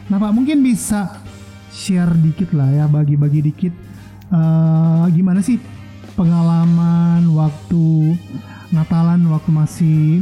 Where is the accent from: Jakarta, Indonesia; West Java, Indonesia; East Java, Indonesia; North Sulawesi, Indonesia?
North Sulawesi, Indonesia; Manado; saya berasal dari Manado. Nah jadi waktu saya masih kira-kira SMA sampai awal-awal saya sempat kerja itu masih di Manado.